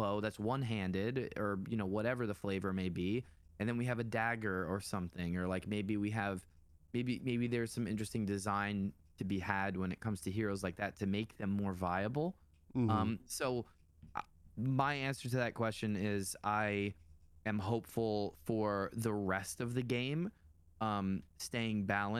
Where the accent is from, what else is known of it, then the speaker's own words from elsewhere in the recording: New York, United States; we're both tri-state area boys. You know, I'm a New Yorker. I was born here.